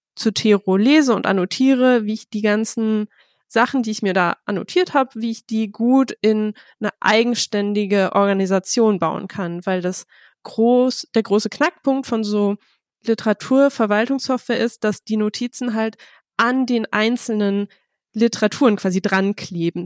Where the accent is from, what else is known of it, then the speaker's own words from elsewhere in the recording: Bielefeld, North Rhine-Westphalia, Germany; Ich komme aus Bielefeld, habe da Soziologie studiert